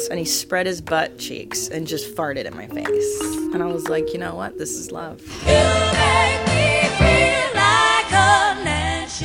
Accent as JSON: {"language": "English", "town": "Los Angeles", "region": "California", "country": "United States", "tie": "born or raised there", "also_born_or_lived": "Windsor, Ontario, Canada", "said": "I moved to LA, we all did, not just me, when I was 4. So I'm from the San Fernando Valley"}